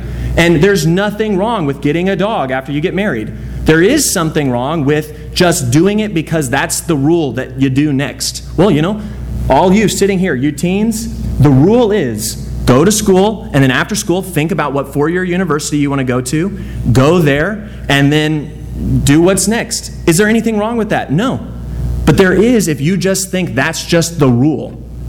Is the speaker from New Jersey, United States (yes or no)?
no; Dallas, Texas, United States; I grew up in Dallas. I gotta like the Cowboys.